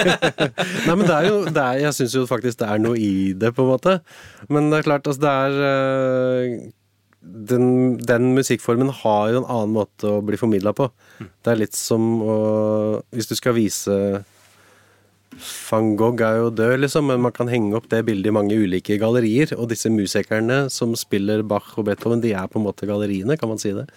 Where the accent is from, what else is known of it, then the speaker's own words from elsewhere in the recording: Drammen, Buskerud, Norway; now in Hallingdal, Norway; jeg er vokst opp på Konnerud utafor Drammen